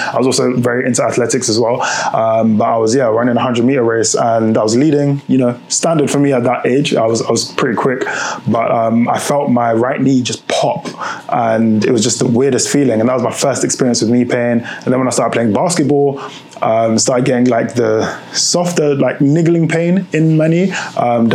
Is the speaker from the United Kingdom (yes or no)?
yes; United Kingdom; also born or lived in Lyon, France; if you can hear from my accent, I'm from the UK.